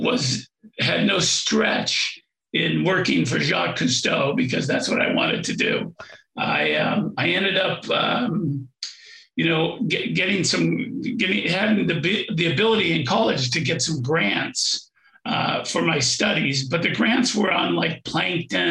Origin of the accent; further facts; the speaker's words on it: Aspen, Colorado, United States; I grew up in Aspen, Colorado